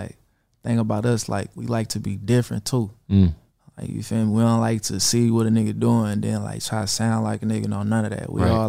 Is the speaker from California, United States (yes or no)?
yes; Vallejo, California, United States; I'm from Vallejo.